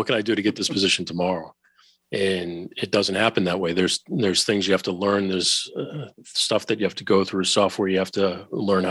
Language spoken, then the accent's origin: English; Boston, Massachusetts, United States; I went back to my hometown of Boston